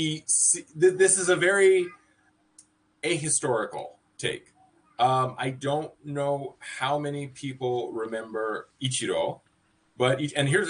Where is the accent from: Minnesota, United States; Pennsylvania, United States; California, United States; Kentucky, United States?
California, United States; San Francisco; moved away as an adult; also born or lived in Washington State, United States; now in Athens, Greece; I was born in California too. San Francisco native right here.